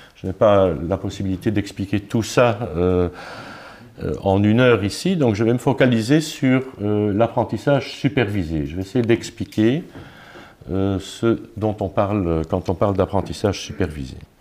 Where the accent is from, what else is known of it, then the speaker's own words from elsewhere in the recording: Luxembourg; Je suis luxembourgeois